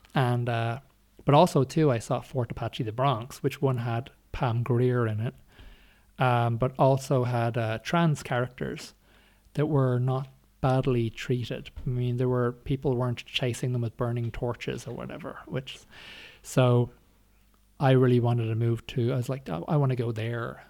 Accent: Ireland; growing up in Ireland

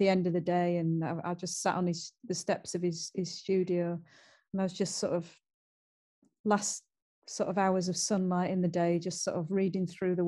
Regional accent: Yorkshire and the Humber, United Kingdom; accent: Yorkshire; because of my Yorkshire accent

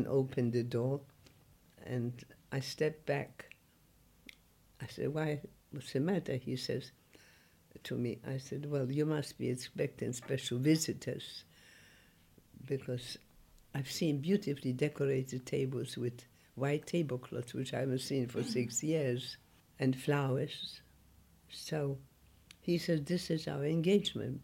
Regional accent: Poland; English is a second language; moved away as an adult; also born or lived in Germany; now in England; I was born in Poland

